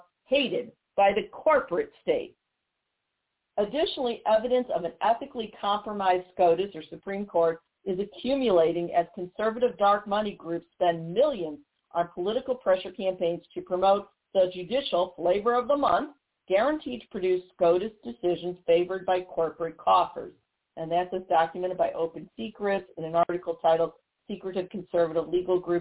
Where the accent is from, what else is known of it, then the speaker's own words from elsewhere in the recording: Missouri, United States; my home state of Missouri